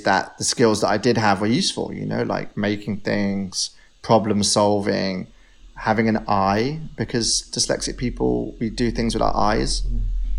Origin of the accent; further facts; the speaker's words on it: Devon, South West England, United Kingdom; now in London, United Kingdom; When I was growing up in Devon